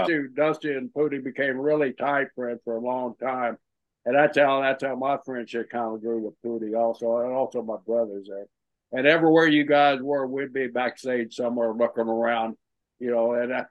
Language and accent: English; Oklahoma, United States; growing up on Okie there